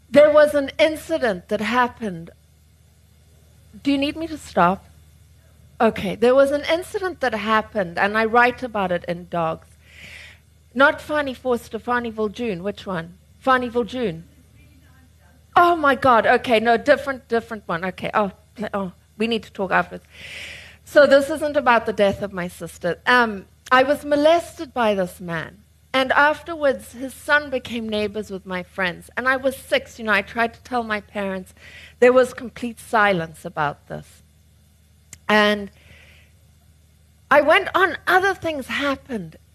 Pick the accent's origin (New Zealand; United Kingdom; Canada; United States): United Kingdom; I got born with a bloody oversized brain, no chin, and I'm really neurotic because I'm British.